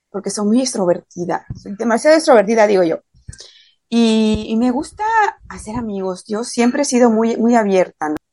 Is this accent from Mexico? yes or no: yes; Mérida, Yucatán, Mexico; soy de México.